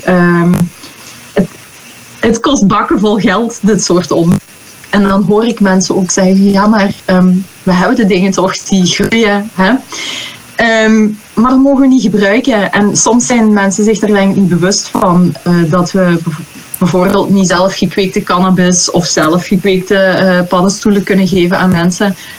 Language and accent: Dutch; Belgium; moved away; also born or lived in Netherlands; ik ben van België, hè, maar ik werk in Nederland.